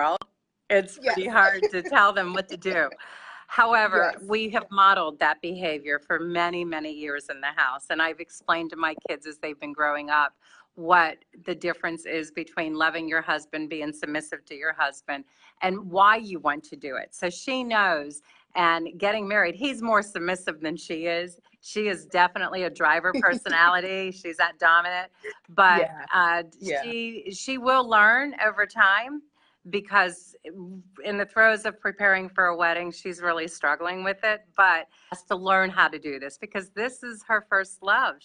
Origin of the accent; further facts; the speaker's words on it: Locust Grove, Virginia, United States; I'm from Locust Grove, Virginia.